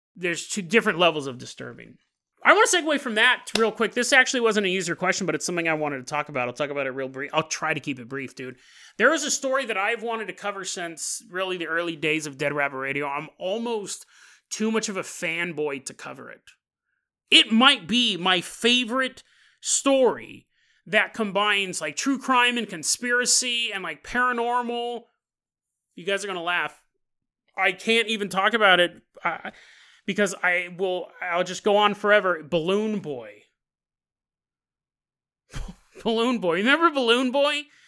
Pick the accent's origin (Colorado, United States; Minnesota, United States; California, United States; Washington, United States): California, United States; Orangevale; Growing up in Orangevale, California